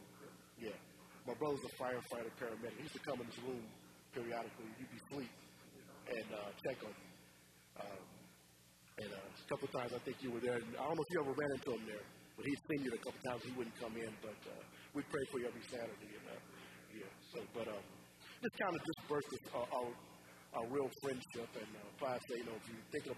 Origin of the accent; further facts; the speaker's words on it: Muskegon Heights, Michigan, United States; my parents are from the South, and I was raised in Muskegon Heights.